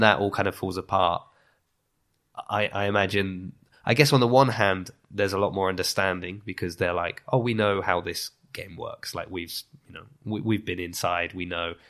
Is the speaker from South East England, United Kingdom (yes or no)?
yes; Lymington, South East England, United Kingdom; moved away as an adult; also born or lived in Southampton / Italy; now in Bath, United Kingdom; I was born in Southampton, but I grew up in, in Lymington